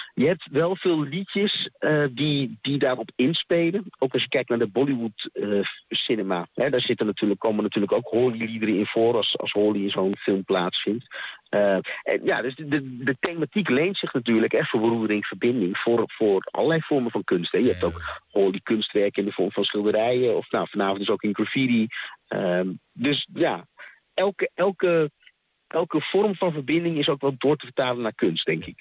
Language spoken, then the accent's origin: Dutch; Haarlem, North Holland, Netherlands; moved away as an adult; now in Twente, Netherlands; Ik kwam hier best wel wat jaartjes geleden wonen. Ik kom eigenlijk uit Haarlem